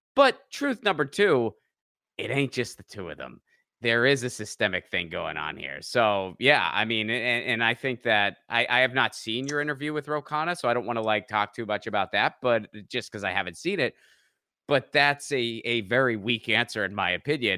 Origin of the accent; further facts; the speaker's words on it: Pittsburgh, Pennsylvania, United States; I grew up around that area. I grew up in Pittsburgh